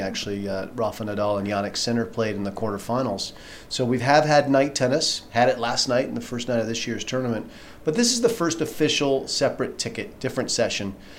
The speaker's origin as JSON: {"language": "English", "country": "United States", "said": "I'm from the United States"}